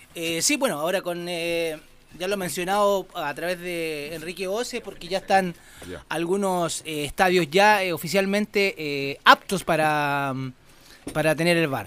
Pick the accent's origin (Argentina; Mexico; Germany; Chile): Chile; Santiago, Santiago Metropolitan Region; como santiaguino, como chileno en sí